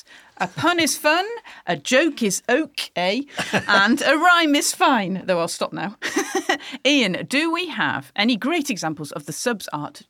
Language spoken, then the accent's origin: English; United Kingdom; Only we know what that sentence is going to be about because we're British.